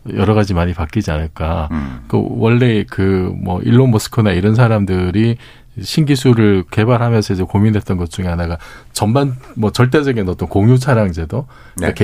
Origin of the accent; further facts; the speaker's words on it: Busan, South Korea; moved away; 제가 고향이 부산인데